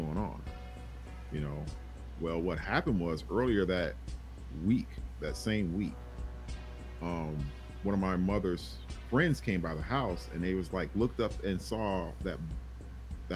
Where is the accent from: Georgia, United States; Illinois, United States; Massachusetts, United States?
Illinois, United States; Chicago Heights; when I was a kid, growing up in Chicago Heights